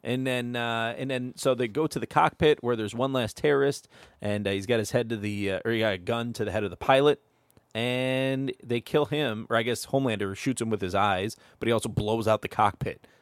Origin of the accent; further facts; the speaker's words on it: Toledo, Ohio, United States; from Toledo